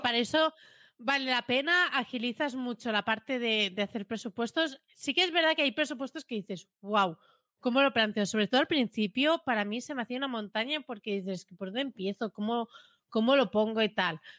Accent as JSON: {"language": "Spanish", "area": "Premià", "region": "Catalonia", "country": "Spain", "said": "mi pueblo, conozco a la gente"}